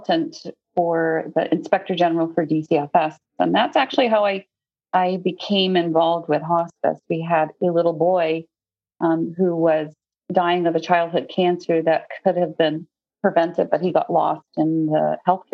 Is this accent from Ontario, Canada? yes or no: no; Newfoundland and Labrador, Canada; now in United States; I grew up in Newfoundland, Canada.